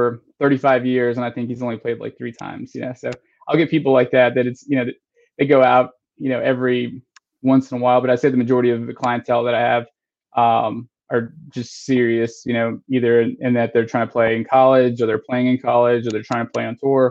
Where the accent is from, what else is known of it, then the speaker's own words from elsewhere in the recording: Texas, United States; now in Charlotte, United States; I grew up in Texas, so, you know, football's like everything